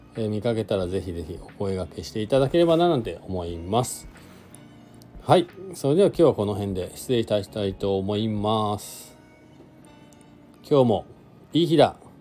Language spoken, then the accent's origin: Japanese; Shizuoka, Japan; now in Hakuba, Japan; 僕はね静岡出身なんで